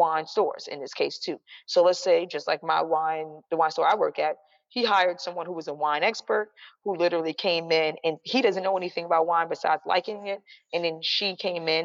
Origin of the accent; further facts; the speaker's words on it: New York City, New York, United States; being a New Yorker